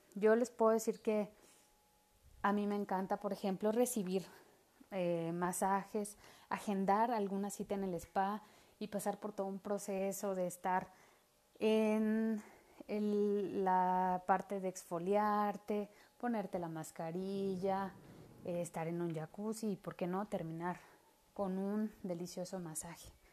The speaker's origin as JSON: {"language": "Spanish", "country": "Mexico", "said": "como buena mexicana"}